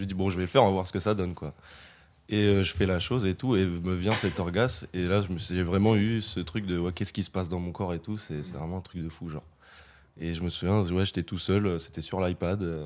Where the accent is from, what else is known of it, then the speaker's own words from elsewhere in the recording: Limoges, Nouvelle-Aquitaine, France; moved away as an adult; now in Bordeaux, France; Je viens pas de Bordeaux, je viens de Limoges